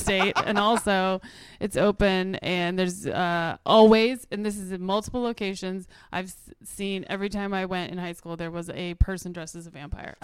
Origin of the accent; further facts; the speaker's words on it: North Carolina, United States; moved away; also born or lived in Sacramento, California; I was born in Sacramento but moved at 6 months old to live in a tent in North Carolina